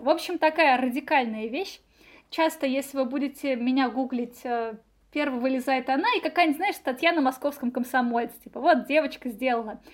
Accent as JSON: {"language": "Russian", "town": "Nizhny Novgorod", "region": "Nizhny Novgorod Oblast", "country": "Russia", "moved": "as an adult", "lives_now": "Moscow, Russia", "said": "я девочка из Нижнего Новгорода"}